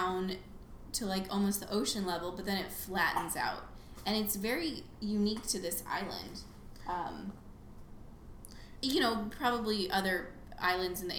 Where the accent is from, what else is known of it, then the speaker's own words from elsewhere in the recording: United States; I'm American